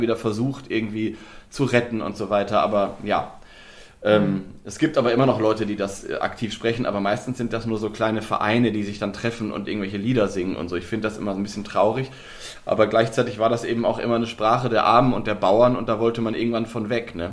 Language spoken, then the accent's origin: German; Lower Saxony, Germany; ich komme ja aus Nordwest, ja. Ähm, Nieder, Niedersachsen, Nordwestdeutschland